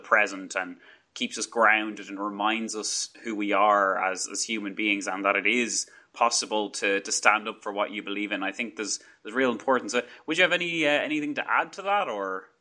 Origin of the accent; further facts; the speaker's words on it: Ireland; accent: Irish; my very strong Irish accent